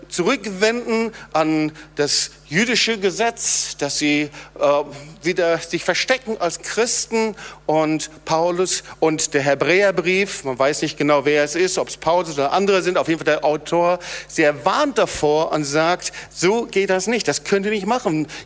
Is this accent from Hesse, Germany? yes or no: no; North Rhine-Westphalia, Germany; habe ja erwähnt, ich komme aus dem Sauerland und ich habe oft die Situation gehabt